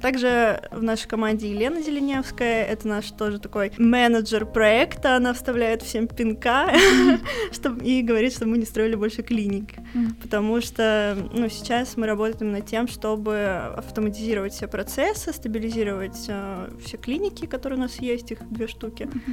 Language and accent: Russian; Ufa, Bashkortostan, Russia; мы обе из Уфы